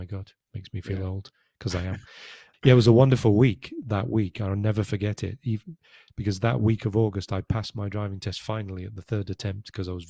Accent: United Kingdom; Yeah, I'm British.

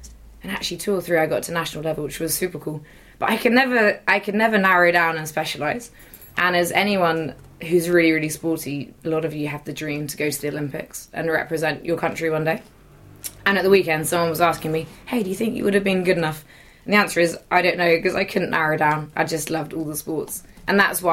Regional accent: Uffculme, Devon, South West England, United Kingdom; I was born and brought up in Devon, in the deepest depths of the Southwest, on the edge of a little village called Ufcombe

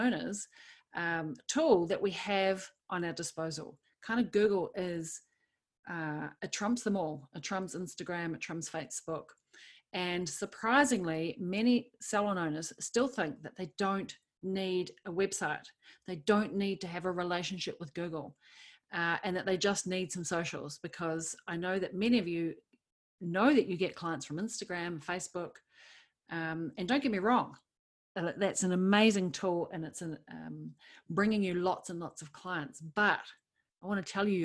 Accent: New Zealand; accent: Kiwi; my Kiwi accent

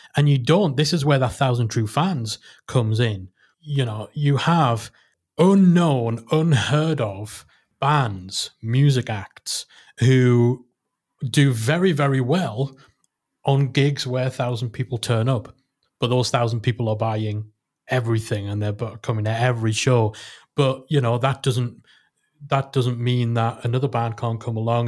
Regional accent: Newcastle upon Tyne, North East England, United Kingdom; in, um, in Newcastle. But, you know, it was in my hometown

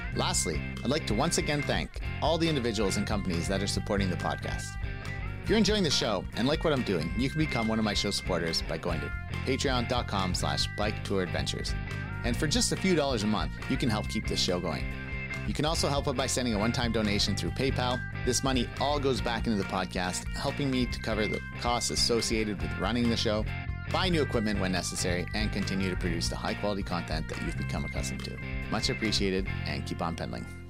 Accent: Canada; As a Canadian

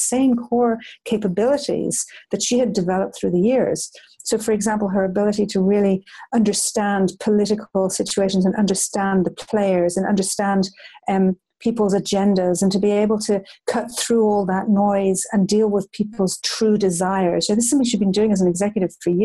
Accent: Ireland; when I was a child growing up in Ireland

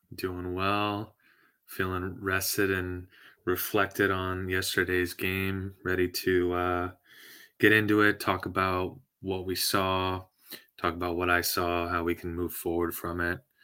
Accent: San Diego, California, United States; I'm from San Diego

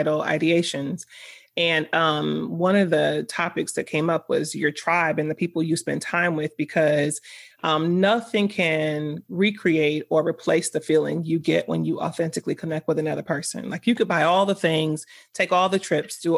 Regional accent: Miami, Florida, United States; moved away; Once I left South Florida, because I'm from Miami, once I left South Florida

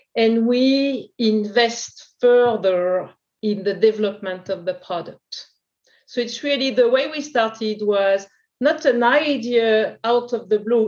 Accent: France; accent: French; English is a second language; also born or lived in New York / Porto / Sao Paulo; In France, you can imagine from my accent

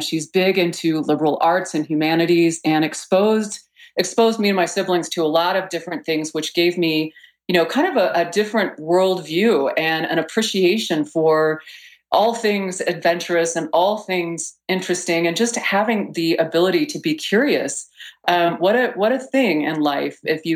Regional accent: Texas, United States; moved away; also born or lived in Boulder, Colorado; I was born in Texas and went to school in Boulder and, of course, never went back to Texas

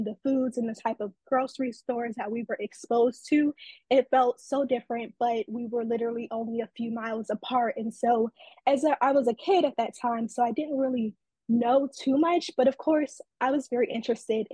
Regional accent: Detroit, Michigan, United States; moved away as an adult; now in Atlanta, United States; I was born and raised in Detroit, so I'm a Midwestern girl.

